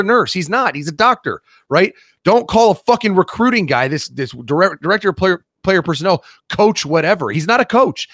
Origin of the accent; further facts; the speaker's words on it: Columbus, Ohio, United States; I'm from Columbus. I come back to Columbus